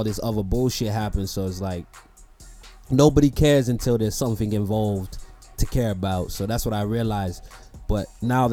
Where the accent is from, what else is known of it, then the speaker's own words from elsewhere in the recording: Toronto, Ontario, Canada; I'm from Toronto